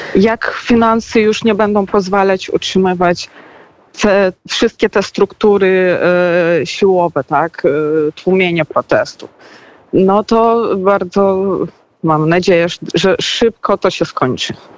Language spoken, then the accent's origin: Polish; Belarus; urodziłam się, dorastałam i w sumie już jestem no, dorosłą kobietą